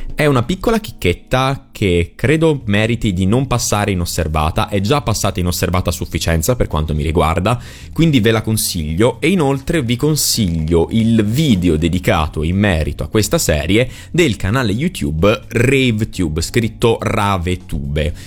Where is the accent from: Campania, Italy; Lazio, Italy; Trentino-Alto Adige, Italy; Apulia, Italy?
Apulia, Italy; Bari; dalle parti mie, a Beri